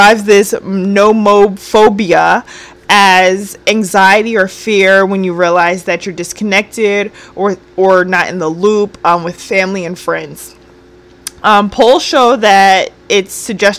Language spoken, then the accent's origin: English; New Jersey, United States; moved away; I'm not from the area I live in, you know? So I'm from Jersey, so it's very different